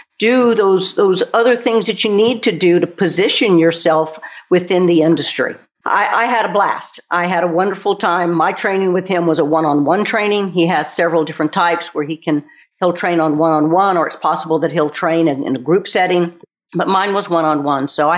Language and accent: English; Texas, United States; moved away; I'm originally from Texas